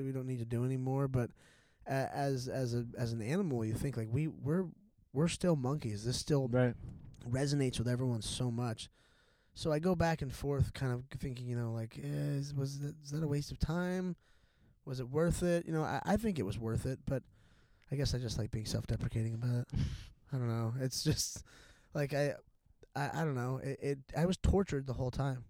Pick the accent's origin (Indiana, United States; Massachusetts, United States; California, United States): California, United States; South County, Orange County; I grew up in South County.